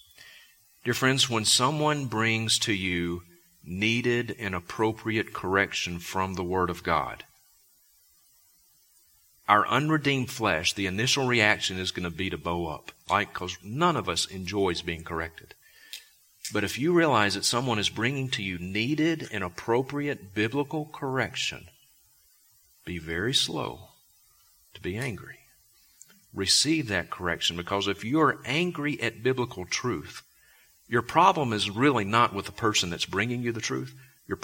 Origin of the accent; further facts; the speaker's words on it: Vicksburg, Mississippi, United States; also born or lived in Sandpoint, Idaho; now in Bozeman, United States; I was born in Vicksburg, Mississippi